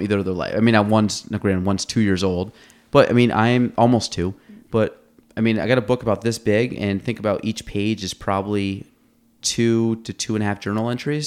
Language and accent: English; Chase City, United States; I grew up in Chase City, so you have, like, dirt roads